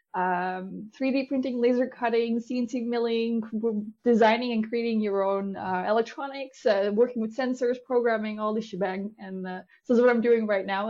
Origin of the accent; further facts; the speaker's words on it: Netherlands; I'm from the Netherlands. I live right outside of Amsterdam.